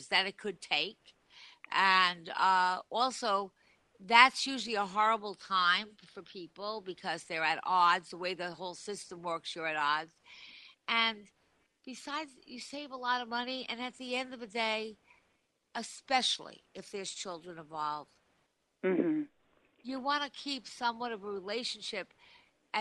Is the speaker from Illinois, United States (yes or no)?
no; Long Island, New York, United States; moved away; I am from Long Island, so I have a lot of friends there still